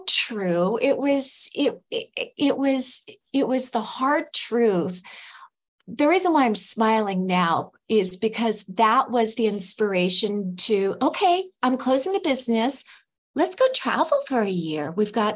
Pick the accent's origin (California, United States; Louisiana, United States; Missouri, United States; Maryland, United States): California, United States; moved away as an adult; now in Mexico; I'm from California.